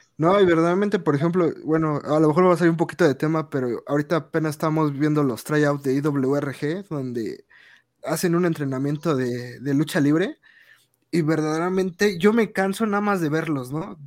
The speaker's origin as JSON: {"language": "Spanish", "region": "Mexico City", "country": "Mexico", "said": "nosotros somos de Ciudad de México, todos de aquí"}